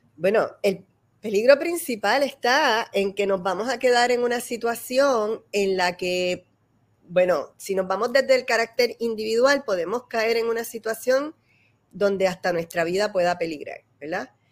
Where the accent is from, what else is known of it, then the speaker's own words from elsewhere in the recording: Puerto Rico; somos los puertorriqueños